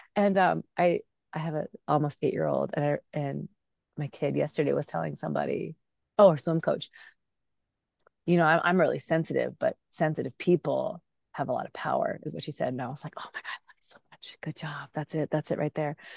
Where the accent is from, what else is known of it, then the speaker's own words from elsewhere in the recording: Bay Area, California, United States; English is a second language; also born or lived in Pakistan; I was, um, raised in the Bay Area, but born in Pakistan